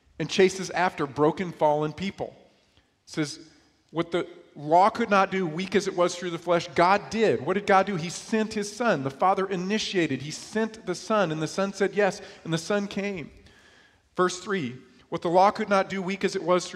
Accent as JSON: {"language": "English", "region": "New York", "country": "United States", "tie": "born or raised there", "moved": "yes", "said": "I grew up in New York"}